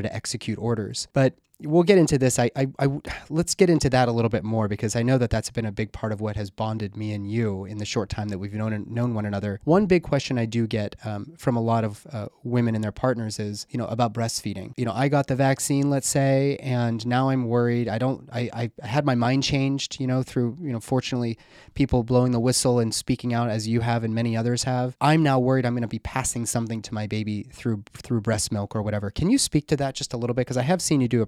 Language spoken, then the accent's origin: English; Pittsburgh, Pennsylvania, United States; now in Louisville, United States; my hometown is in Pittsburgh